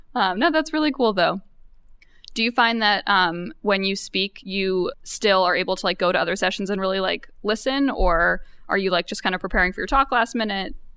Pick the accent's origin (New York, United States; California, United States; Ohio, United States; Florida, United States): New York, United States; I'm from New York.